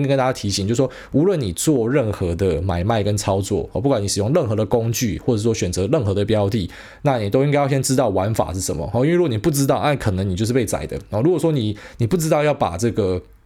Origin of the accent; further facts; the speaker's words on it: Taiwan; 我们台湾人